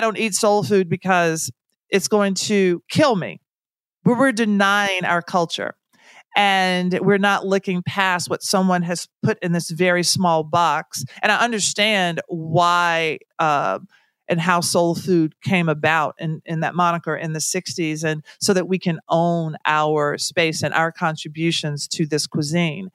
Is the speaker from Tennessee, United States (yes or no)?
yes; Tennessee, United States; I'm from Tennessee. So I'm not from gumbo country